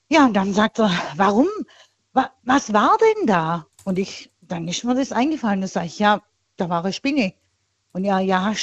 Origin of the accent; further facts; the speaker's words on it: Tuttlingen, Baden-Württemberg, Germany; bei, bei Tuttlingen in da, der Nähe